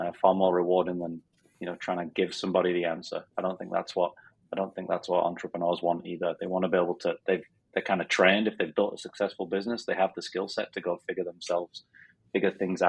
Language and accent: English; Sheffield, Yorkshire and the Humber, United Kingdom; moved away as an adult; also born or lived in Philadelphia; now in Arizona, United States; I'm from Sheffield in Northern England. So I still have the strange accent